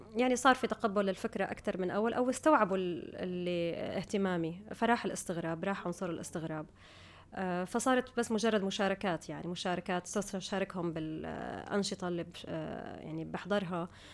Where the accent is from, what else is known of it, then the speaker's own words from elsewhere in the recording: United Arab Emirates; also born or lived in Syria / Guildford, United Kingdom; كنت بالامارات من كان عمري سنتين فانا بالنسبه لي يعني ربيت في الامارات درست في الامارات عايشه في الامارات